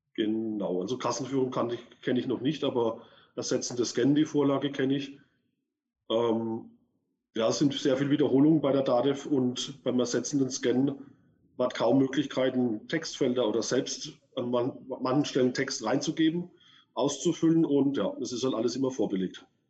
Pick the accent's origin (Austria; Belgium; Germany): Germany; Würzburg, Bavaria; ich komme aus Würzburg